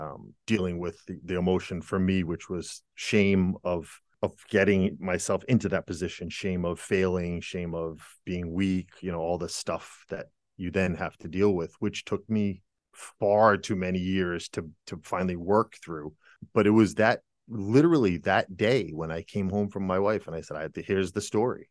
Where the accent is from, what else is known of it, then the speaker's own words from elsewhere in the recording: United States; moved away as an adult; now in Germany; I'm an American